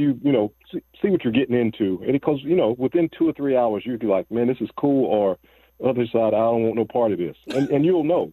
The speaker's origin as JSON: {"language": "English", "area": "Southmont and Linwood, Davidson County", "region": "North Carolina", "country": "United States", "tie": "born or raised there", "said": "guys that I grew up with down in the Southmont and Linwood areas"}